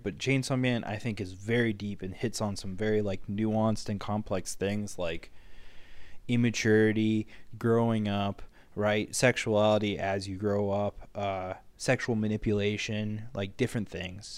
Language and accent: English; United States; as an American